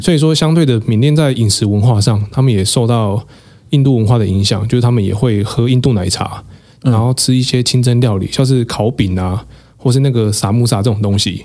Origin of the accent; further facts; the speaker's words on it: Taiwan; 我是台湾人